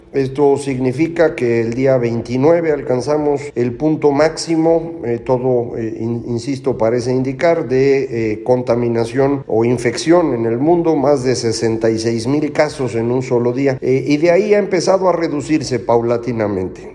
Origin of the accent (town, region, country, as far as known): Mexico